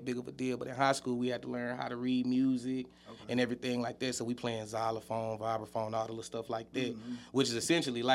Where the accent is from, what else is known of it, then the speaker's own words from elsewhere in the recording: Huntsville, Alabama, United States; I'm from Huntsville, Alabama, born and raised